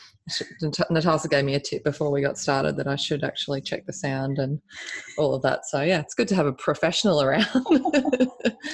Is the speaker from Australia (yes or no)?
yes; Australia; I'm Australian.